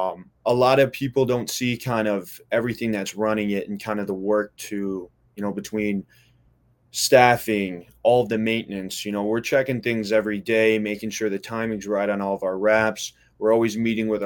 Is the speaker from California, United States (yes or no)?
no; Wisconsin, United States; moved away as an adult; also born or lived in Florida; now in Bonita Springs, United States; I grew up in Wisconsin